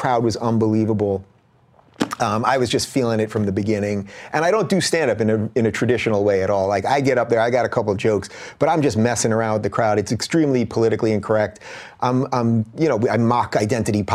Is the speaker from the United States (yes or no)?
yes; Long Island, New York, United States; moved away as an adult; also born or lived in Brooklyn, New York / Binghamton, New York; now in Los Angeles, United States; I'm a true New Yorker, really. I was born in Brooklyn. I grew up in Long Island